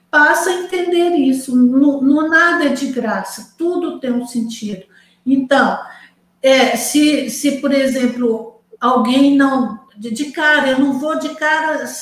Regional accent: Manaus, Amazonas, Brazil; born there; Eu nasci em Manaus, Vádia, também.

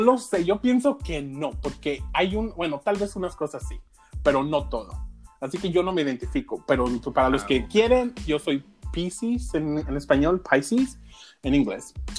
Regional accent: Huejuquilla el Alto, Jalisco, Mexico; yo soy originario de Jalisco. Yo soy de un pueblo que se llama Huejuquilla, el Alto Jalisco

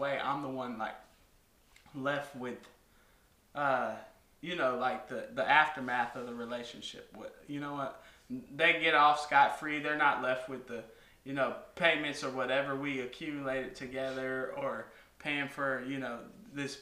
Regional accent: California, United States; I'm from California

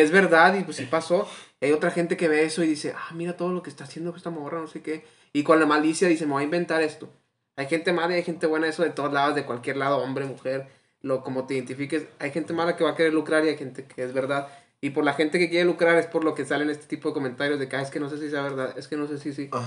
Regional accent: Mexico; somos mexicanos

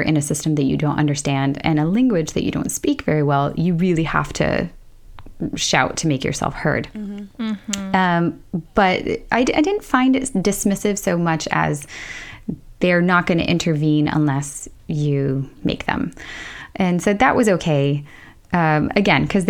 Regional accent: United States; now in Sweden; I'm American.

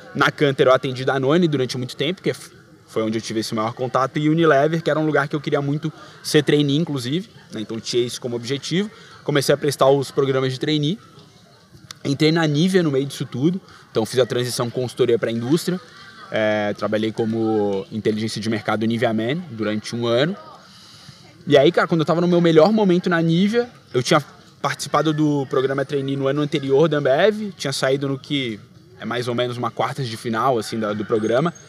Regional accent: Florianópolis, Santa Catarina, Brazil; moved away as an adult; now in São Paulo, Brazil; na minha terra, nascido e criado com o maior orgulho, manézinho da ilha.

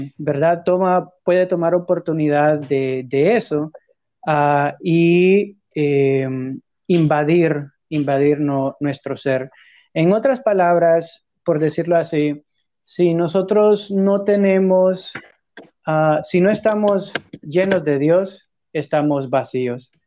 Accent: Honduras; de hecho soy de Honduras también

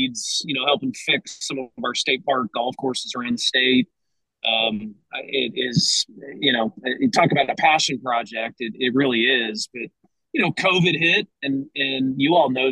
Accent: Tulsa, Oklahoma, United States; I grew up in Tulsa. My wife and I still live there with our four kiddos

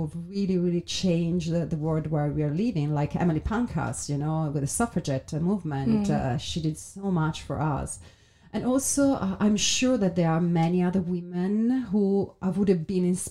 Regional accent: Italy; now in London, United Kingdom; being an entrepreneur in Italy

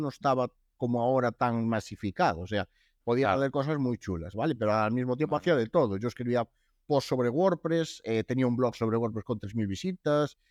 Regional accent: Lugo, Galicia, Spain; soy de Lugo

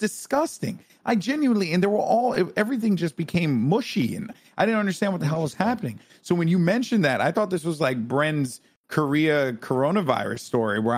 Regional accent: Bronx, New York, United States; I'm from the Bronx.

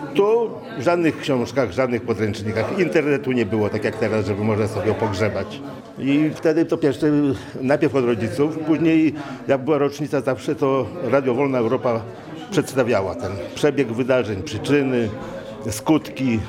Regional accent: Wolnica, Poland; born or raised there; moved away

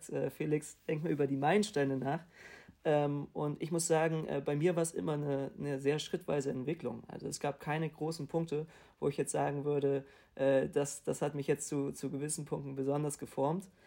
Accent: Hamburg, Germany; ich komme aus Hamburg

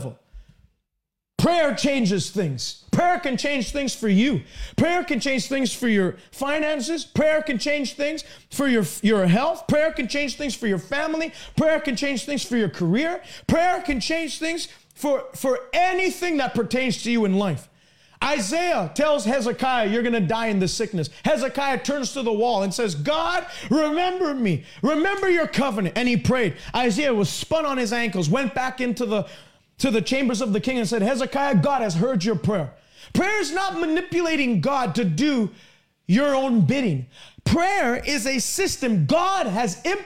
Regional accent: Canada; I'm from Canada

